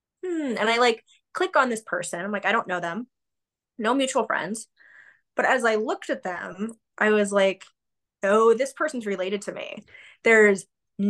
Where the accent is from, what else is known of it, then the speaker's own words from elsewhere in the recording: Wyoming, United States; I was raised in Wyoming. My hometown had about 3,000-ish